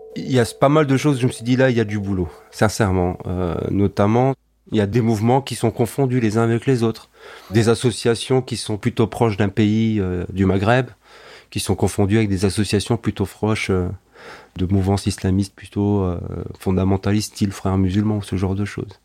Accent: Alsace, Grand Est, France; je suis né ici, j'ai grandi ici, je suis alsacien

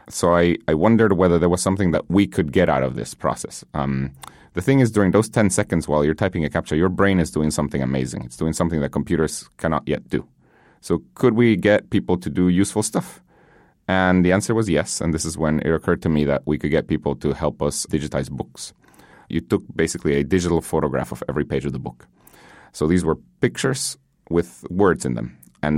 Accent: Guatemala; English is a second language; I grew up in Guatemala. Learning English was a huge thing.

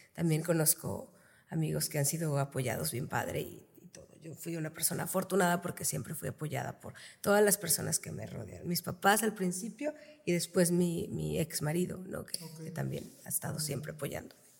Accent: Reynosa, Tamaulipas, Mexico; Yo también soy orgullosamente reinocense, tamaulipeca de hueso colorado

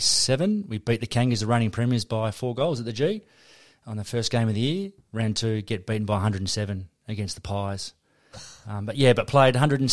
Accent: Geraldton, Western Australia, Australia; now in Perth, Australia; Yeah, I was born in Geraldton. Lived there for 10 years and then made the way here when mum and dad went their separate ways and we moved to Perth with my stepfather

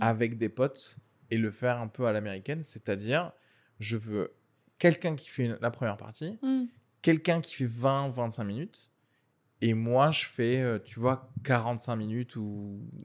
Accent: Algeria; moved away; je suis né en Algérie

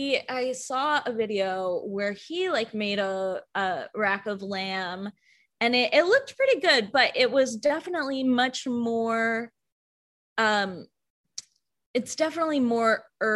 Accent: Kentucky, United States; Kentucky. So then the traditional Kentucky food of, biryani and fish curries. but I grew up eating so much like flavorful

